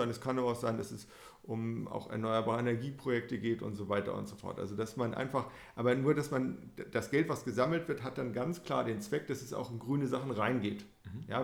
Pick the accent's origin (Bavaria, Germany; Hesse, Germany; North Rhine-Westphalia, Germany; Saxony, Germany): North Rhine-Westphalia, Germany; Paderborn; wir sind jetzt hier in Frankfurt, wir kommen ja selber aus Paderborn.